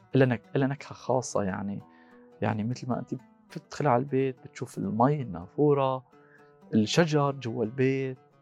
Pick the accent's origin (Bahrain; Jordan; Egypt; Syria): Syria; moved away as an adult; also born or lived in Magdeburg, Germany; now in Germany; انا من سوريا